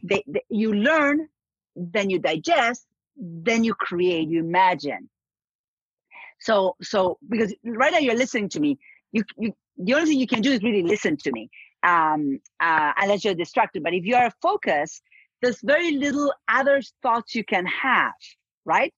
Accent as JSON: {"language": "English", "country": "Argentina", "moved": "yes", "said": "I'm from Argentina"}